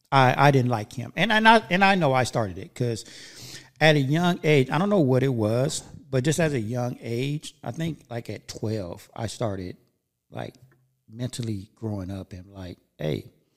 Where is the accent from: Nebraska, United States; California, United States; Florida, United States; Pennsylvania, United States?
California, United States; Gardena; also born or lived in Inglewood, California / West Covina, California; Yeah. I mean, I was born in Inglewood. Then I moved over to Gardena. So I was raised in Gardena for, you know, some years. And then I think at, I want to say 17, I went back to Inglewood.